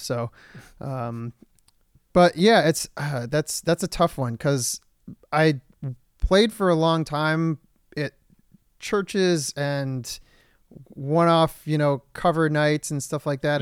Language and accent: English; Michigan, United States; now in Los Angeles, United States; I'm from Michigan